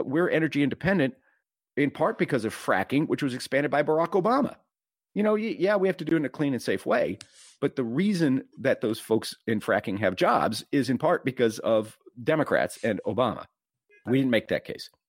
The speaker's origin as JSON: {"language": "English", "region": "Texas", "country": "United States", "said": "I'm from Texas"}